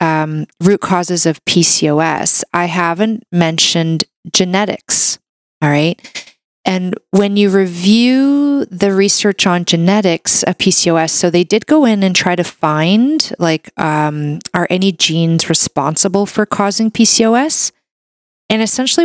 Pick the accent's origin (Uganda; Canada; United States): Canada; a Canadian medical doctor